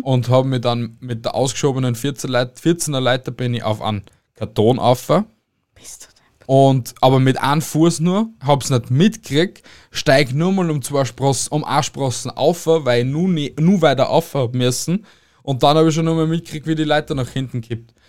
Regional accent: Austria; bei uns in Österreich

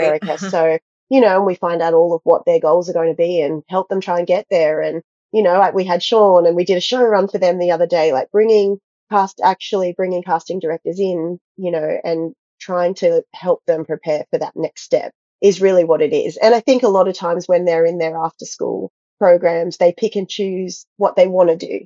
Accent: Australia; also born or lived in Gold Coast, Queensland / United States; I grew up in a really small town in Australia and just trained at a local dance school. And then I moved to the Gold Coast in my early teenage years

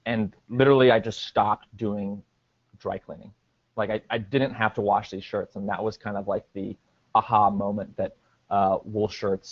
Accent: Portland, Oregon, United States; moved away as an adult; also born or lived in New York City / Upstate New York; I'm from Portland, Oregon, and then went to college out in New York, upstate New York, at Cornell University

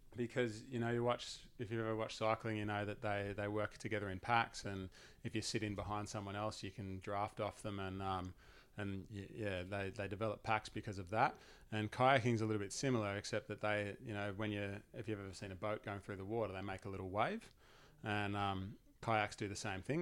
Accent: Langwarrin, Victoria, Australia; I grew up in Langwarren, which is probably, I don't know, half an hour, forty minutes drive away from where you grew up

